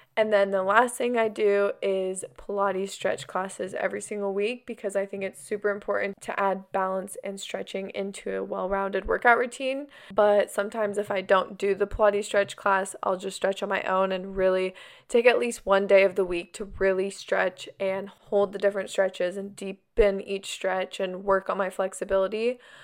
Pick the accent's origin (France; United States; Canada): United States; Arizona; now in California, United States; I grew up in Arizona, but now we live in California